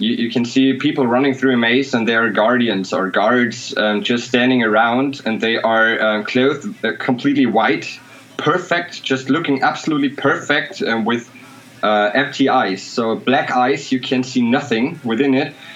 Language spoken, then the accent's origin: English; Germany; English is a second language